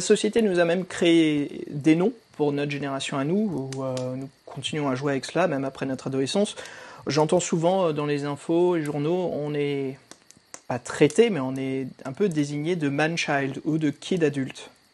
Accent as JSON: {"language": "French", "country": "France", "tie": "born or raised there", "also_born_or_lived": "United States", "said": "quand je suis venu, j'ai déménagé et fait la suite de mon enfance en France"}